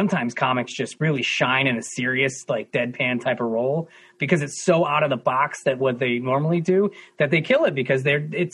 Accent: Trumbull, Connecticut, United States; I'm from Trumbull

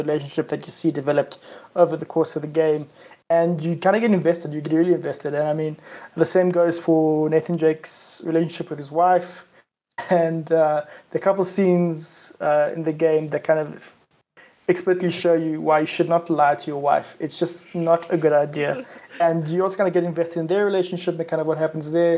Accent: South Africa; I am South African

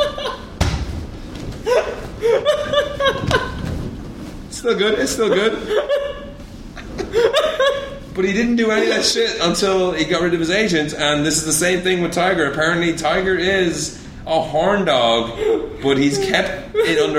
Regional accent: Ireland; moved away; I'm Irish

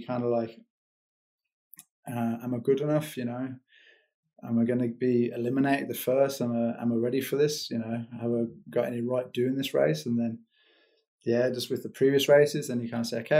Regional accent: New Zealand; first language English; now in Switzerland; the native tongue. Just kind of like the banter, the Kiwi banter

